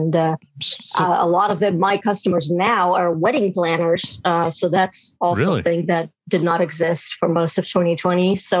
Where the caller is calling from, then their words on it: Brooklyn, New York, United States; I am coming in from Brooklyn.